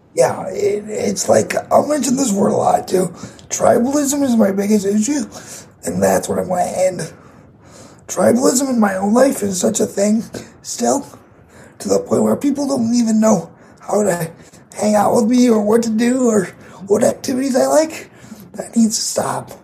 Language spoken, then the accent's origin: English; Grand Rapids, Michigan, United States; I am from Grand Rapids, Michigan